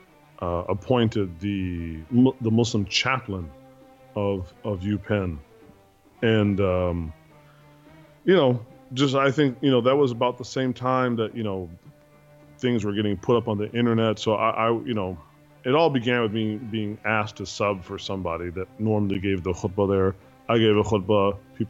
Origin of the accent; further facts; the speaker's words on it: Detroit, Michigan, United States; moved away; also born or lived in Philadelphia; And I'm really from Detroit